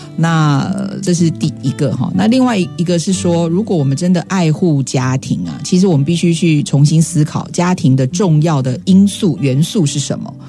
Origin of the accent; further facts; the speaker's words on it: Taiwan; 明明我们是台湾人